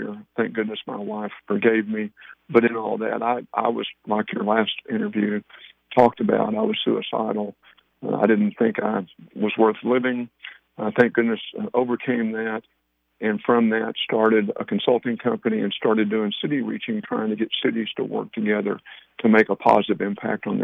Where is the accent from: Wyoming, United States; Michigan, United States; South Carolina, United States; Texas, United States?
Texas, United States; Paris; also born or lived in College Station, Texas; born and raised in Paris, Texas